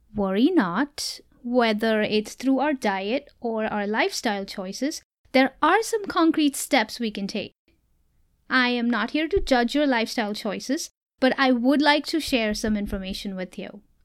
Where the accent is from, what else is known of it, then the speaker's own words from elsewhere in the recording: Mumbai, Maharashtra, India; moved away; I am originally from India, so you will hear me share much about my life back in Mumbai as a child